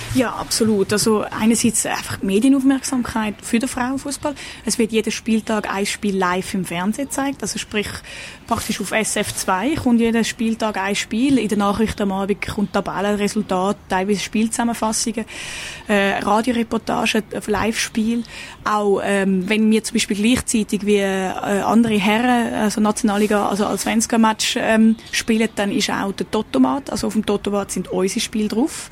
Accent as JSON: {"language": "German", "country": "Switzerland", "moved": "as an adult", "lives_now": "Stockholm, Sweden", "said": "ich komme aus der Schweiz, bin 28"}